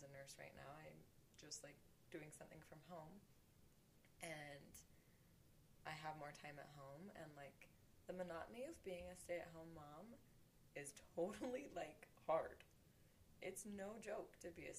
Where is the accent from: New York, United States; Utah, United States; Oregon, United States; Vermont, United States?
Utah, United States; where we grew up here in Utah